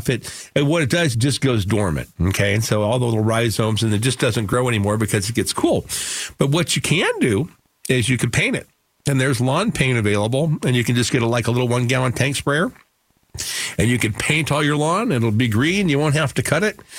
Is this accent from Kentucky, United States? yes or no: yes; Kentucky, United States; So, you know, being from Kentucky originally and and uh, coming, you know, being Irish and, and English.